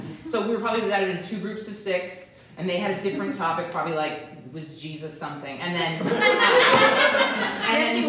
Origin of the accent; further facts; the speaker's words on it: Hawaii, United States; we grew up in Hawaii and like everybody else was just from Hawaii